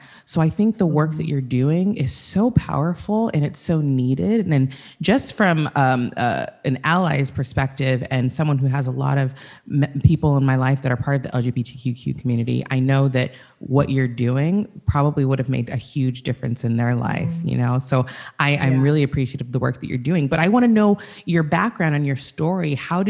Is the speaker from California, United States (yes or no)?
yes; Santa Barbara, California, United States; I grew up in the church. I'm originally from Santa Barbara, California